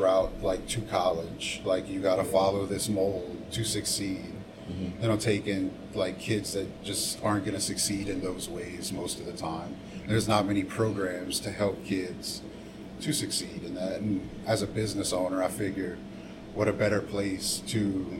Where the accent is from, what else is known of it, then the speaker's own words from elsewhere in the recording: Lafourche Parish, Louisiana, United States; I grew up in Lafourche Parish, went to Nichols State